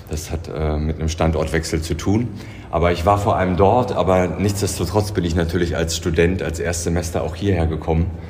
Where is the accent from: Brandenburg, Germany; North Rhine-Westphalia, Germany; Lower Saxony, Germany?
Brandenburg, Germany; Also ich bin äh, quasi südlich von Berlin aufgewachsen und bin hierher gekommen